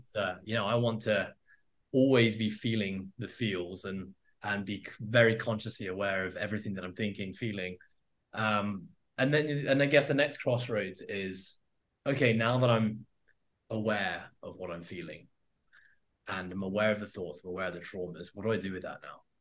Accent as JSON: {"language": "English", "country": "Hong Kong", "tie": "born or raised there", "said": "I grew up in Hong Kong, um, and that's where I am now. That's been home forever"}